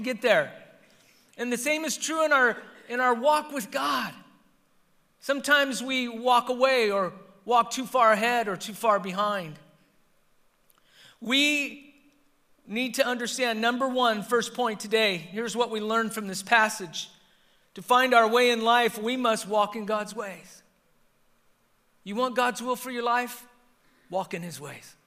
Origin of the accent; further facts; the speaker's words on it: Southern California, United States; I learned when I lived in Northern California, they can tell that I'm from Southern Cal because of how I mentioned the freeways